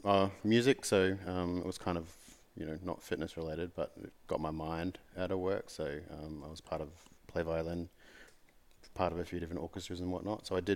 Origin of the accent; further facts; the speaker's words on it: Gold Coast, Queensland, Australia; So when I was a kid, I grew up on the Gold Coast, and so I surfed a lot.